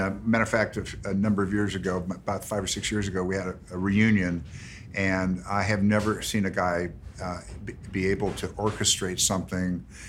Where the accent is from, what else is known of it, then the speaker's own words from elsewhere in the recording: Santa Monica, California, United States; I grew up here in Santa Monica